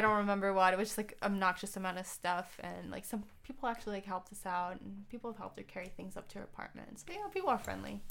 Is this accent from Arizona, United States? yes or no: yes; Tucson, Arizona, United States; moved away as an adult; also born or lived in Seattle / Ann Arbor, Michigan / San Diego; now in Detroit, United States; I grew up in Tucson, Arizona